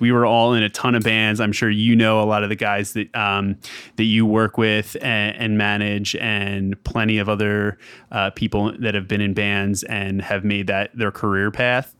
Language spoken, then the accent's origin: English; just outside Philadelphia, Pennsylvania, United States; moved away as an adult; now in Atlanta, United States; I grew up just outside Philadelphia and have pretty much up until this past summer been a Philly guy my entire life